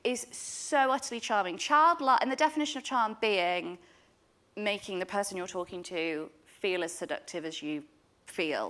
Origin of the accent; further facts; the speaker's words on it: Yorkshire and the Humber, United Kingdom; also born or lived in Derbyshire; I'm from Derbyshire. I grew up in Yorkshire